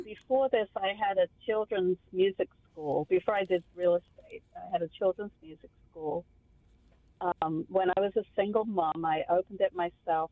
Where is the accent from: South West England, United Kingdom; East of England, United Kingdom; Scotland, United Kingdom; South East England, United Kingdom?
South East England, United Kingdom; Kent; moved away as an adult; I came from England, from the southeast of London, about an hour southeast, from the county of Kent. And funnily enough, the first road that I grew up on was called Garlinge Road